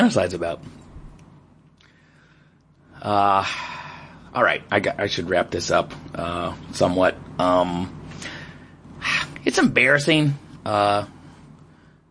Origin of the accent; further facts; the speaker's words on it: United States; as an American in Pakistan